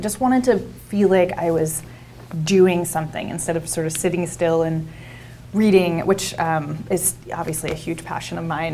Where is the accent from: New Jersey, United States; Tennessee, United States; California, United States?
New Jersey, United States; Jersey Shore; now in Oregon, United States; I grew up in South Jersey on the Jersey Shore.